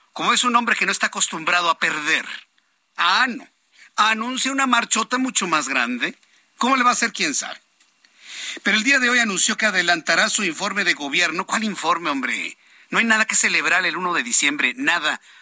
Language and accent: Spanish; Mexico; Somos mexicanos, punto. Se acabó, somos mexicanos